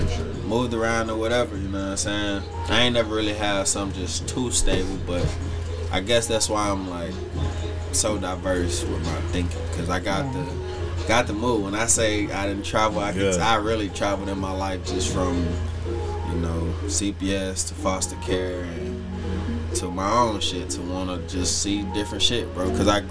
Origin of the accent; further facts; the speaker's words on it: Houston, Texas, United States; I'm coming from Third Ward, Southside, Texas.